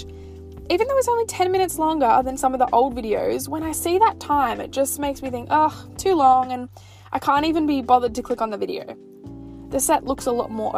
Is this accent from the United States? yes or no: no; Australia; Because I'm Australian